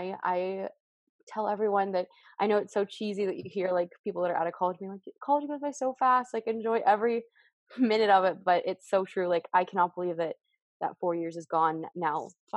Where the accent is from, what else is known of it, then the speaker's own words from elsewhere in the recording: Portland, Oregon, United States; born there; also born or lived in California / Massachusetts / Indiana; And I was born in Portland, Oregon, and I lived in Indiana. So I kind of moved all over.